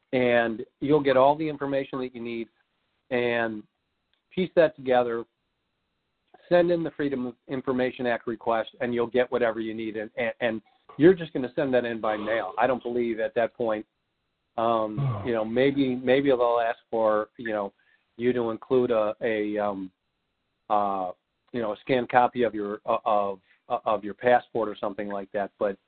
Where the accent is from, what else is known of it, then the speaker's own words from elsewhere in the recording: Missouri, United States; I'm from Missouri. Show me.